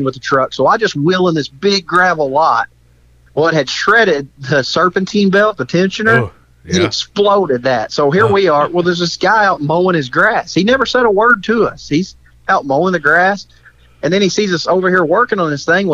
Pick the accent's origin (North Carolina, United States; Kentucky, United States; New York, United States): Kentucky, United States; we're hill jacks from Kentucky